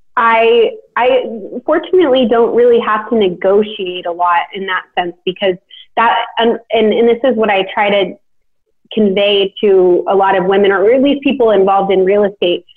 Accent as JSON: {"language": "English", "town": "Sacramento", "region": "California", "country": "United States", "moved": "yes", "lives_now": "Nashville, United States", "said": "I'm from Sacramento, you know, my, I mean, my parents are amazing"}